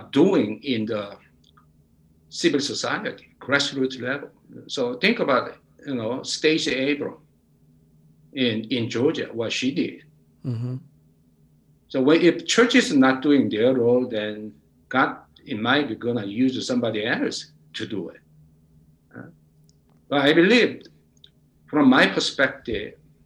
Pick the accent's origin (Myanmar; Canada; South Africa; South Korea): South Korea; now in United States; my home country, Korea